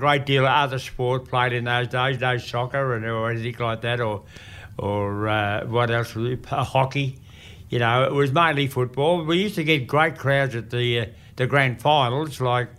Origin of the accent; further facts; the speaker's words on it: Ascot Vale, Victoria, Australia; born there; which I was born in Ascot Vale, that's Essendon District.